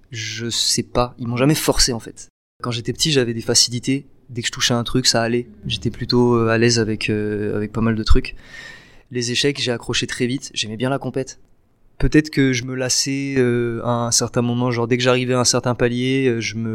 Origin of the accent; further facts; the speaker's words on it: Nice, Provence-Alpes-Côte d'Azur, France; Ouais, j'ai grandi à la Nice. Côte d'Azur.